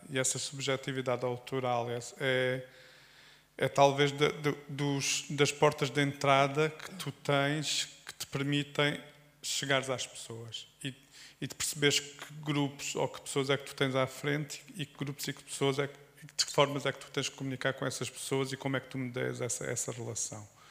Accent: Alentejo, Portugal; sou alentejano

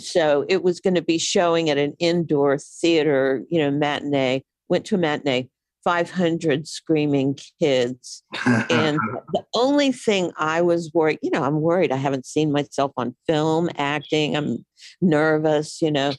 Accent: Houston, Texas, United States; moved away as an adult; also born or lived in New York; I'm from Houston. You know, that's where I lived the first 18 years of my life

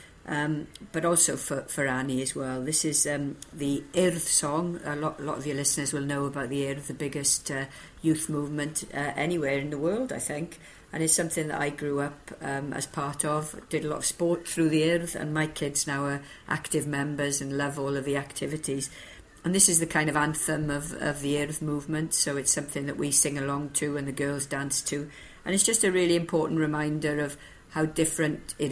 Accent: Bridgend, Wales, United Kingdom; also born or lived in Liverpool; that little girl growing up in Bridgend

